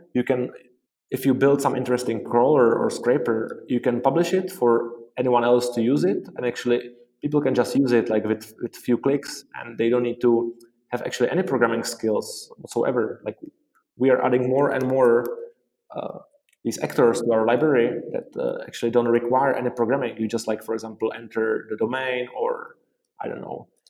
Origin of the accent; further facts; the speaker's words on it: Prague, Czechia; also born or lived in Dublin, Ireland; I am from Prague, the Czech Republic